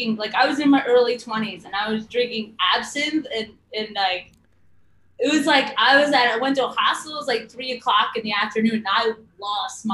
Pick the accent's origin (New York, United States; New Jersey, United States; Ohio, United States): New Jersey, United States; I grew up in Jersey.